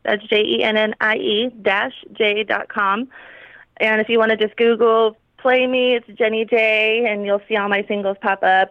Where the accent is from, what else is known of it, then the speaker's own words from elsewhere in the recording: California, United States; now in Phoenix, United States; I'm from California